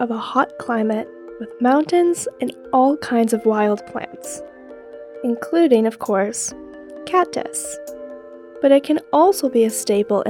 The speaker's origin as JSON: {"language": "English", "region": "Northeast", "country": "United States", "moved": "yes", "lives_now": "Arizona, United States", "said": "I am not from Arizona. I'm actually from the opposite side of the country, from the Northeast"}